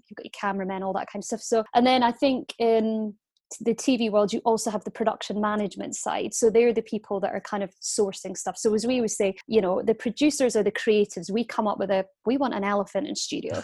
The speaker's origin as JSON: {"language": "English", "town": "Aberdeen", "region": "Scotland", "country": "United Kingdom", "moved": "yes", "said": "Aberdeen where I was from"}